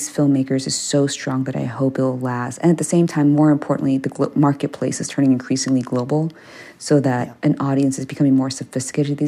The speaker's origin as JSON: {"language": "English", "region": "Maryland", "country": "United States", "tie": "born or raised there", "first_language": "English", "moved": "yes", "said": "I grew up in Maryland"}